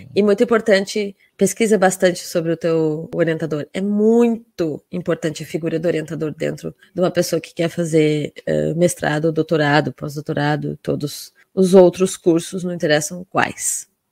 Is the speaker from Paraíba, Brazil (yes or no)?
no; Rio Grande, Rio Grande do Sul, Brazil; eu estava na minha casa, literalmente, né? Na cidade onde eu nasci, onde eu morava